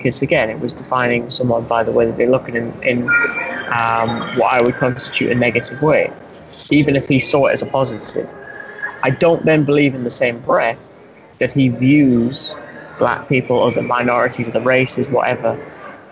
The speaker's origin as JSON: {"language": "English", "region": "England", "country": "United Kingdom", "said": "you and I are speaking as Englishmen"}